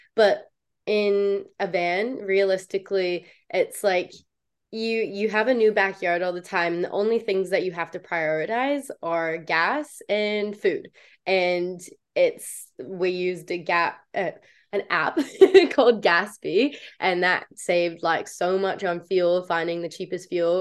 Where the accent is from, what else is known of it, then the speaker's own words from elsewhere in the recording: Canada; moved away as an adult; also born or lived in New Zealand; I played for the under 21 Canadian team